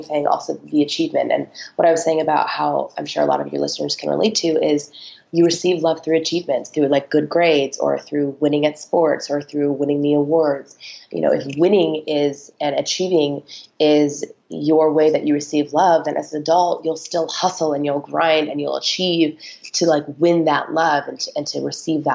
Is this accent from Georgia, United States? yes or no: no; Phelan, California, United States; now in Los Angeles, United States; I actually grew up in a tiny little desert town